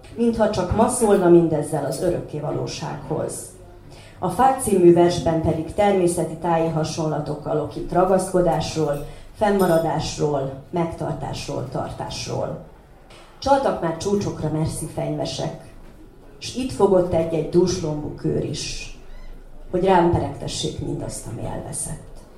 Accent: Doroslovo, Vojvodina, Serbia; otthon Doroszlón

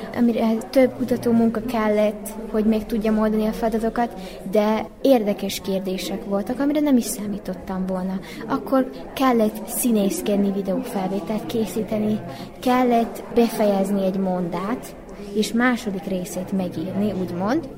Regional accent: Subotica, Vojvodina, Serbia; Szabadkáról jöttem, Széchenyi István általános iskolába járok.

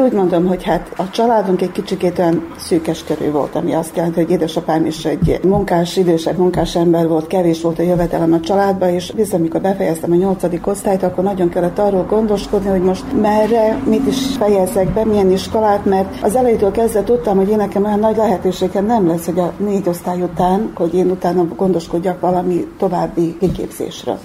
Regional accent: Muzslya, Vojvodina, Serbia; Nem vagyok muzslai születésű, de gyermekkorom óta itt élek mozlán

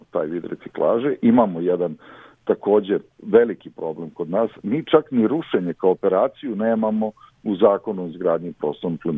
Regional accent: Serbia

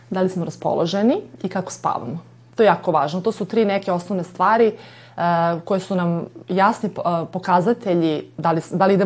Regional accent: Novi Sad, Vojvodina, Serbia; mi Srbi smo odavde

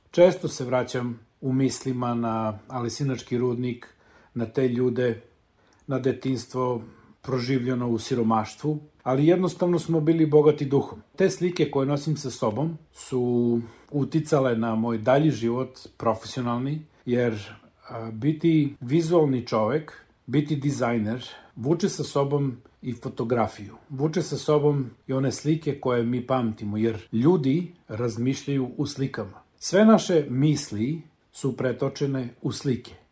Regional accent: Aleksinac, Nišava District, Serbia; moved away as an adult; also born or lived in Niš / New Zealand; ja sam rođen u Aleksincu. Odrastao sam na Lesinačkom rudniku u velikoj porodici dedom Jovanom i nanom Milicom

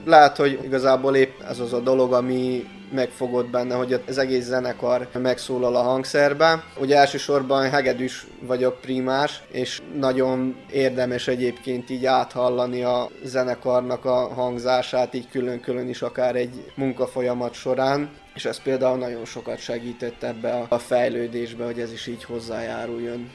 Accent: Bečej, Vojvodina, Serbia

